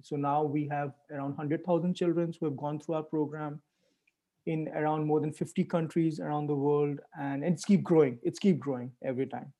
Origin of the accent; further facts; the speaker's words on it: India; moved away as an adult; also born or lived in Europe; I grew up in India